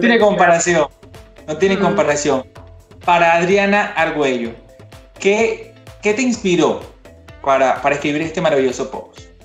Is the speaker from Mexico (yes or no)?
no; eastern Venezuela, Venezuela; yo soy de Oriente